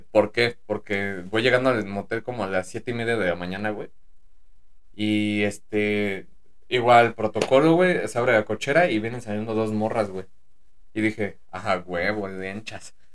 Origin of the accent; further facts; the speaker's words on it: Toluca, State of Mexico, Mexico; Somos de Toluca.